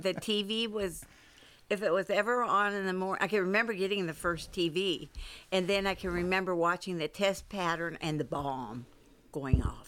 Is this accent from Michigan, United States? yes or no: no; San Francisco, California, United States; moved away; I grew up in San Francisco